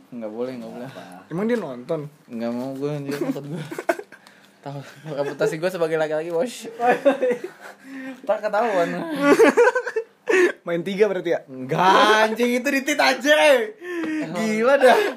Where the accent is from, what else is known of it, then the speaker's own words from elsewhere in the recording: Bekasi, West Java, Indonesia; Kayak kalau di kalau gue Bekasi kan gue orang Bekasi kan. Gue kalau hujan seneng di Bekasi.